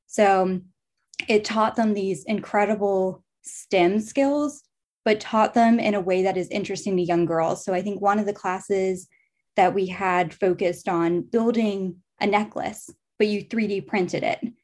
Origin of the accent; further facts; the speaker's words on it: Charlottesville, Virginia, United States; I grew up in Charlottesville, Virginia, lived in Virginia my entire life.